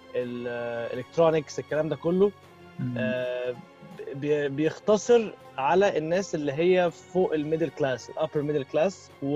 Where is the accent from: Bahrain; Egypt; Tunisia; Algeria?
Egypt; احنا عندنا في مصر